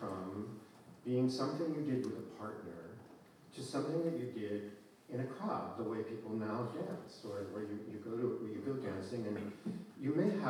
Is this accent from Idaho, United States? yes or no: yes; Idaho, United States; I grew up in Idaho